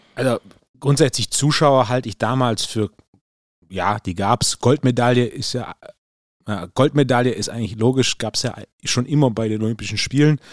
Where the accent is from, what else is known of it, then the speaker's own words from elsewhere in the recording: Swabia, Germany; als richtiger Schwabe